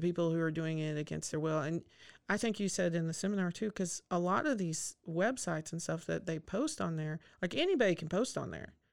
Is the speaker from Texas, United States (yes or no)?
yes; Snyder, Texas, United States; moved away; I grew up in Snyder